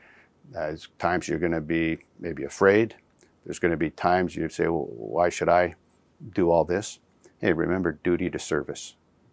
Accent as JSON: {"language": "English", "region": "Nova Scotia", "country": "Canada", "tie": "born or raised there", "also_born_or_lived": "Alberta / Germany", "said": "So I was born in Nova Scotia, but then lived on bases in Alberta and Germany. But for my formative years, I grew up in Nova Scotia."}